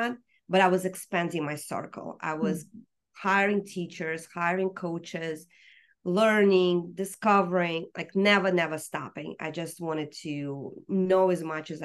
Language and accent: English; Russia; now in United States; growing up in Soviet Union